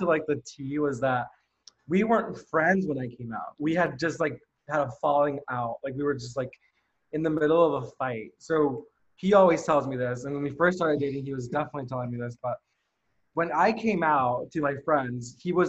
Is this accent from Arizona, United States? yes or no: yes; Phoenix, Arizona, United States; moved away as an adult; now in New York City, United States; I come from, we both are actually born and raised in Phoenix, Arizona.